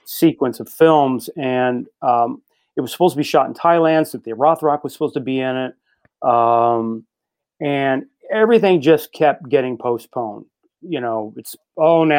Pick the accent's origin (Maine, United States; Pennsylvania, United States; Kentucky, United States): Kentucky, United States; Louisville; moved away; my hometown of Louisville